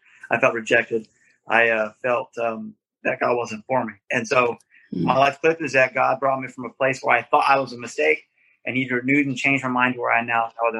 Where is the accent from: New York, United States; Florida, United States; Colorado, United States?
Florida, United States; now in Dallas/Fort Worth, United States; I'm from Florida. I was born in Florida